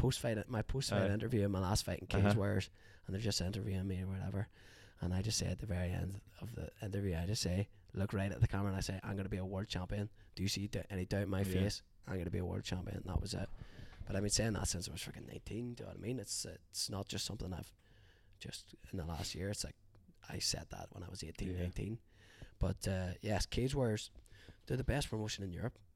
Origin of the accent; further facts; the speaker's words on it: Derry, Northern Ireland, United Kingdom; I'm from Derry